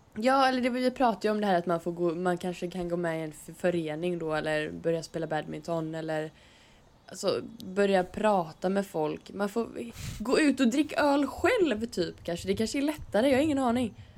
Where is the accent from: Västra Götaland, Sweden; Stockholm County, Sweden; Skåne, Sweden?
Västra Götaland, Sweden; Stenkullen; jag är från Stenkullen